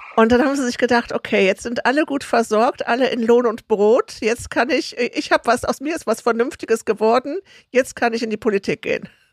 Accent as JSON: {"language": "German", "region": "Rhineland", "country": "Germany", "tie": "born or raised there", "said": "Ich bin im Rheinland groß geworden, im katholisch-konservativen Umfeld"}